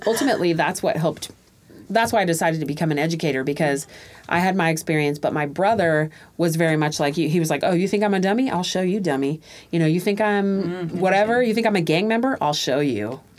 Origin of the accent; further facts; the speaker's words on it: Tacoma, Washington, United States; also born or lived in Panama; So I too moved to Tacoma when I was two or three, and two. I was two